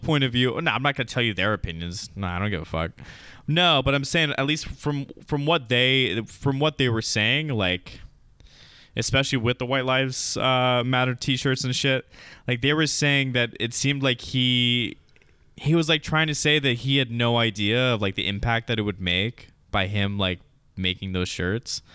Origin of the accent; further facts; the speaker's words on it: United States; as an American